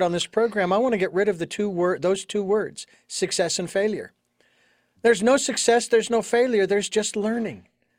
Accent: Phoenix, Arizona, United States; moved away; Phoenix, Arizona, my hometown

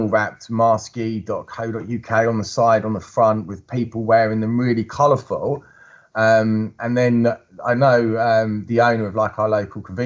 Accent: Chigwell, East of England, United Kingdom; my hometown of Chigwell

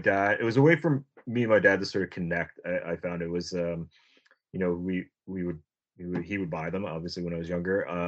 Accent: Uxbridge, Ontario, Canada; I'm from a small little town called Uxbridge, Ontario. It's about 90 minutes northeast of Toronto.

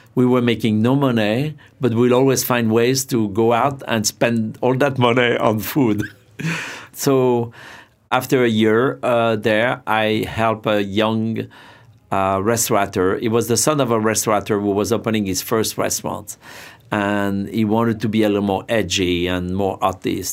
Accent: Saint-Pierre-de-Chandieu, Auvergne-Rhône-Alpes, France; English is a second language; now in New York, United States; Back in France, I grew up near Lyon.

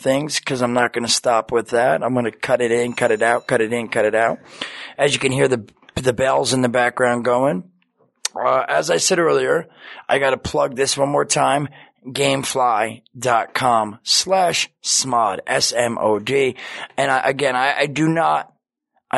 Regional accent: Red Bank, New Jersey, United States; now in Los Angeles, United States; It's an awesome theater in Red Bank, New Jersey, my hometown

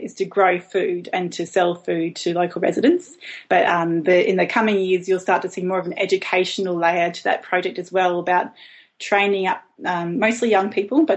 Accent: Brisbane, Queensland, Australia; also born or lived in Melbourne / Tasmania; now in Hobart, Australia; I grew up in Brisbane, a big city in Queensland

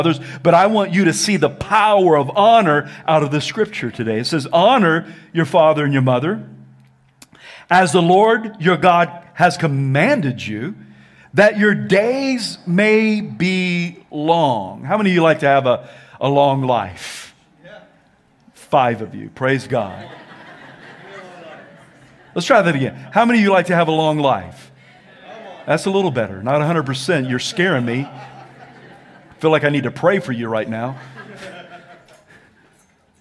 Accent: the South, United States; I'm from the South

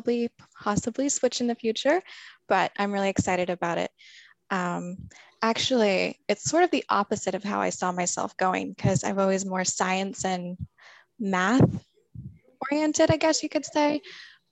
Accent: California, United States; I'm from California, and I just graduated from the Cottonwood School

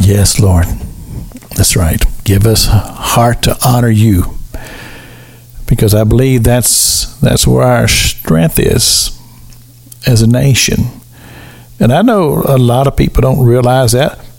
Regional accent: Kentucky, United States; I had a wonderful um, childhood growing up in the United States of America. Um, state of Kentucky

